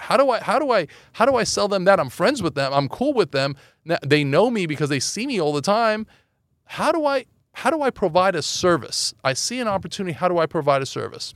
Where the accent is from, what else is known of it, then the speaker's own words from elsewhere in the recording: Los Angeles, California, United States; also born or lived in Iran; I grew up in Los Angeles